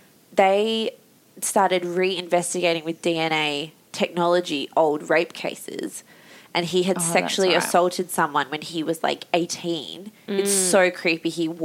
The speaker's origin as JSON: {"language": "English", "town": "Perth", "region": "Western Australia", "country": "Australia", "tie": "born or raised there", "said": "we're both from Perth."}